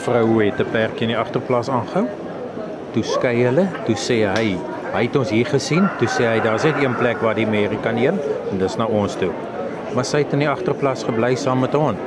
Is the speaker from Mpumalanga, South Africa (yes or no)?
yes; Bethal, Mpumalanga, South Africa; now in Riversdale, South Africa; Ek het in Bethal groot geword